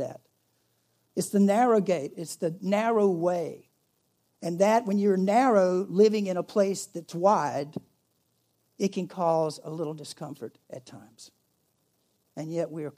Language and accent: English; United States; I'm an American